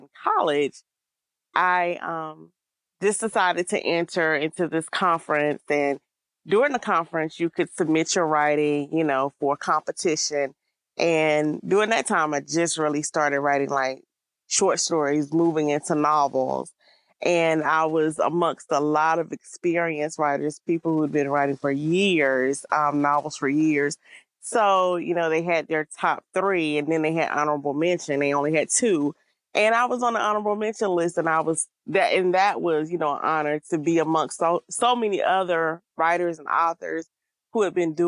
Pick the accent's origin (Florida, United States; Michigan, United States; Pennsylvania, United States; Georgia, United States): Georgia, United States; Albany; I'm originally from Georgia